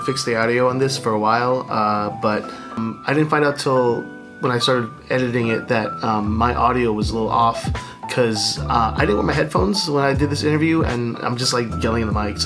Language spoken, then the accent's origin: English; Chino Hills, California, United States; I'm from Chino Hills